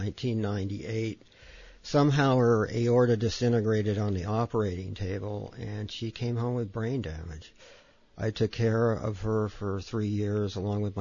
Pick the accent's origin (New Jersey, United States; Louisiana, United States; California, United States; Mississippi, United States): California, United States; Santa Cruz; I was born and raised in Santa Cruz